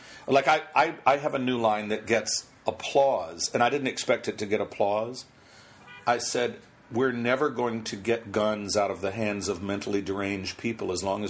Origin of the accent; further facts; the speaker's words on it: North Carolina, United States; moved away; I'm from North Carolina originally